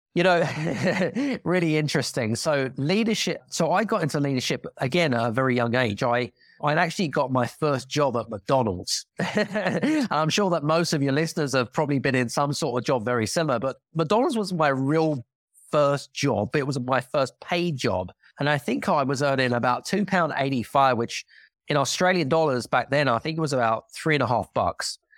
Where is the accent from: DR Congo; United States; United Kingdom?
United Kingdom; accent: British; now in Cyprus; I'm British 'cause I've got a British accent